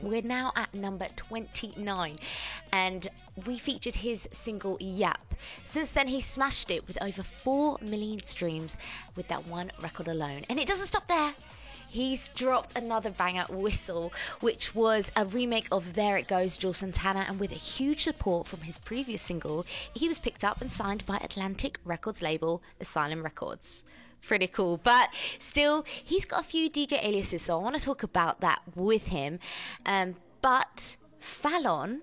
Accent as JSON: {"language": "English", "region": "London", "country": "United Kingdom", "said": "I'm from Crystal Palace"}